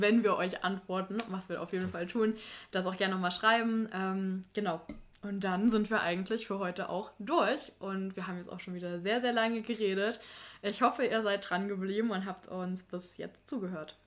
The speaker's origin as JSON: {"language": "German", "region": "Thuringia", "country": "Germany", "tie": "born or raised there", "said": "bei uns in Thüringen"}